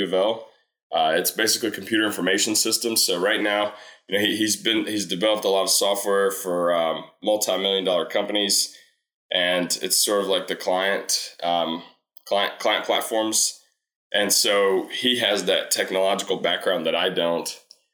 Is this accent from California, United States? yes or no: no; Louisville, Kentucky, United States; I was born and raised here in Louisville